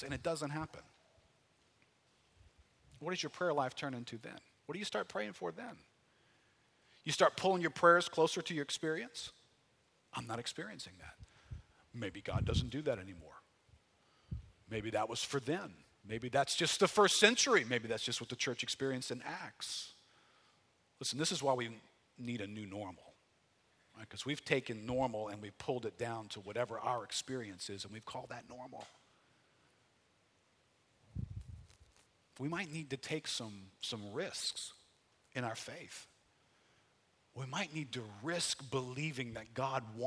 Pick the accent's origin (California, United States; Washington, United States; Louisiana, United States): Louisiana, United States; New Orleans; I grew up here in New Orleans, got saved in 1979